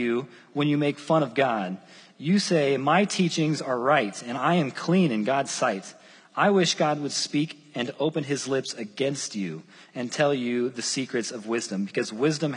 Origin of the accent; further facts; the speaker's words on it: Southern Wells area, Indiana, United States; I was born and raised in Southern Wells area, and I love Southern Wells still